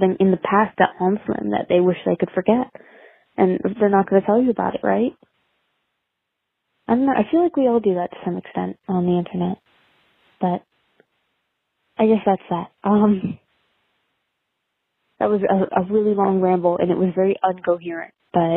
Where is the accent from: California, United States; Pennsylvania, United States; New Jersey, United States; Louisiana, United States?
New Jersey, United States; I'm from Jersey